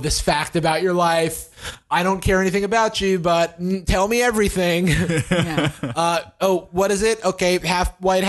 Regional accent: San Francisco, California, United States; I'm from San Francisco.

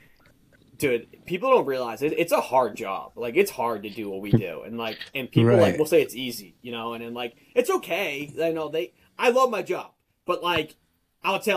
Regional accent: Boston, Massachusetts, United States; I'm from Massachusetts, Boston, a little bit north of Boston

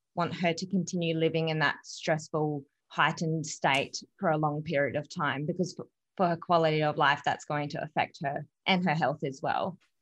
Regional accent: Adelaide, South Australia, Australia; born and raised in Adelaide, so I haven't moved anywhere

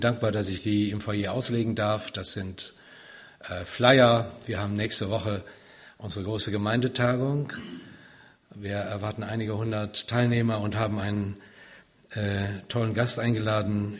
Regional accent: Siegen, North Rhine-Westphalia, Germany; also born or lived in Wiedenest; ich komme aus Siegen, gebürtig

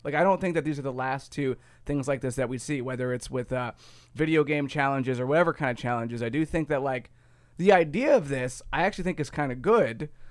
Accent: Ohio, United States; I'm from Ohio.

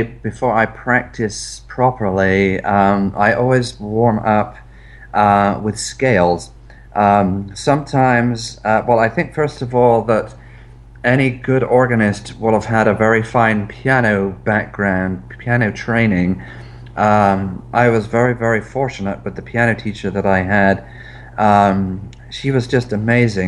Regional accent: England, United Kingdom; I'm English

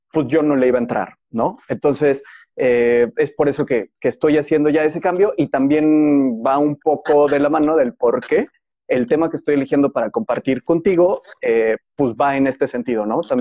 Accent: Mexico City, Mexico; also born or lived in Yucatán / Puebla / León / Guadalajara; yo nací en Ciudad de México, y me mudé muchísimas veces de Ciudad de México. A los 12 años estuve viviendo en Yucatán y después de eso regresamos a Ciudad de México

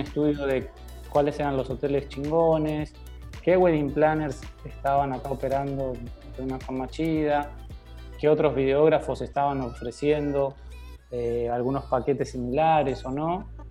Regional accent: Argentina; also born or lived in Dominican Republic; now in Mexico; yo vengo desde Sudamérica, de Argentina

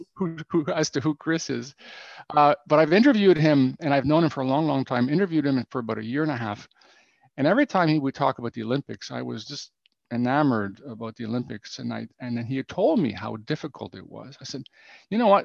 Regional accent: Ottawa, Ontario, Canada; moved away as an adult; now in Romania; i am from Canada originally, from Ottawa

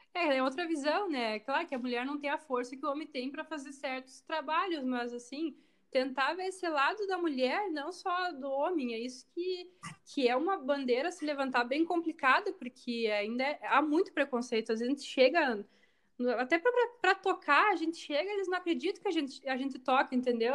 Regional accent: Rio Grande do Sul, Brazil; é o gaúcho, é nós

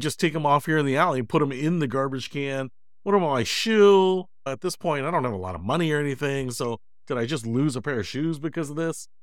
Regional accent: Detroit, Michigan, United States; moved away as an adult; also born or lived in Chicago; I grew up in Detroit

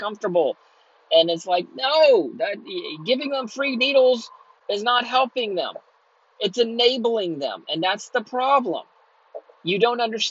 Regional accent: Texas, United States; moved away as an adult; also born or lived in Southern California; I'm from Texas

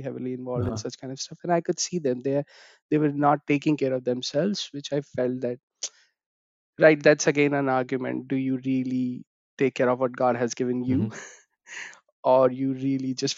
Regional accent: India; moved away as an adult; now in London, United Kingdom

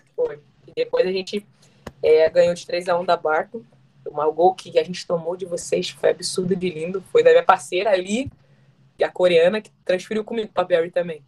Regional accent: Rio de Janeiro, Brazil; moved away; Sou carioca

